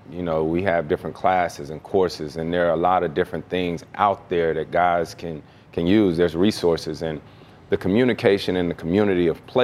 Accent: Winston-Salem, North Carolina, United States; You know, I'm born and raised in Winston-Salem, North Carolina. My late grandfather was the first, uh, had the first black-owned service station in North Carolina.

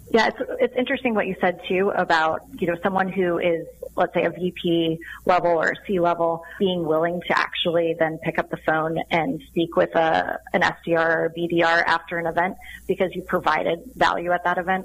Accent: Sun Valley, Idaho, United States; I grew up in Sun Valley, Idaho

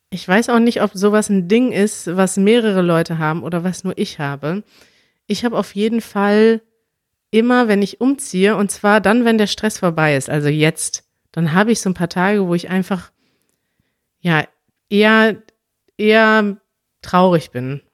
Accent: Münster, North Rhine-Westphalia, Germany; now in Berlin, Germany; in einer Stadt wie Münster bin, meiner Heimatstadt

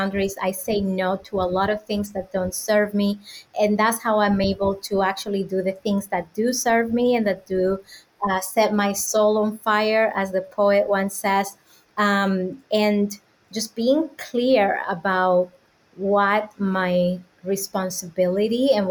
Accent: Dominican Republic; moved away as an adult; now in United States; I was born and raised in the Dominican Republic.

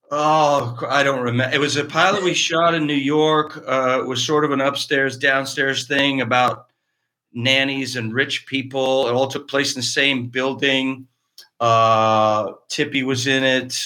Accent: Cardinal, Ontario, Canada; moved away as an adult; now in Los Angeles, United States; A little town in Eastern Ontario called Cardinal, Cardinal, Ontario

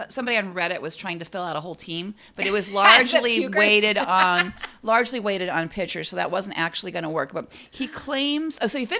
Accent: Cleveland, Ohio, United States; moved away; my hometown, my original hometown, Cleveland Guardians.

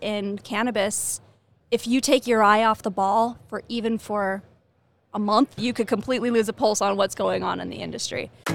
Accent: Rancho Cucamonga, California, United States; moved away as an adult; also born or lived in Pennsylvania; now in Boulder, United States; I'm originally from California. So I grew up in Rancho Cucamonga, moved to Pennsylvania for a little while, came back to California

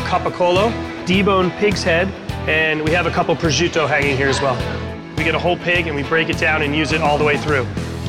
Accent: San Francisco, California, United States; San Francisco, my hometown

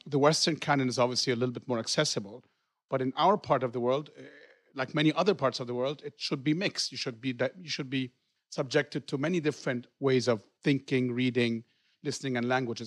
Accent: Egypt; moved away; I grew up in Egypt, and I was in German school

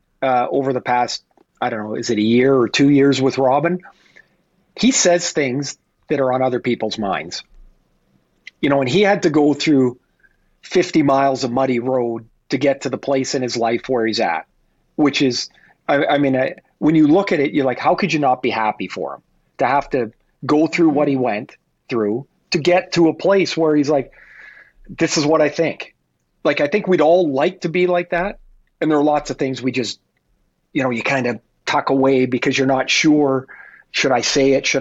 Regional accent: Canada; I'm Canadian

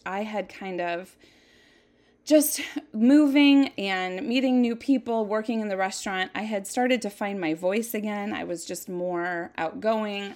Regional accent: Jackson, Minnesota, United States; I was born in nineteen seventy-seven in Jackson, Minnesota, a little teeny tiny town that's so pretty. I just, I have such a love for my hometown.

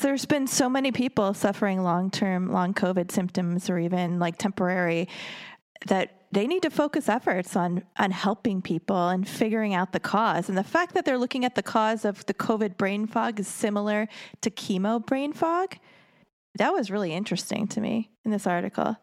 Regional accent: Racine, Wisconsin, United States; I grew up in Racine

